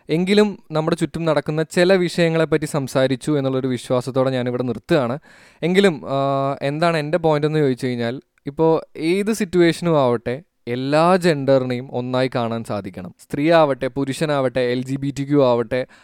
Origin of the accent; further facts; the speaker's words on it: India; നമ്മൾ ഇന്ത്യക്കാർ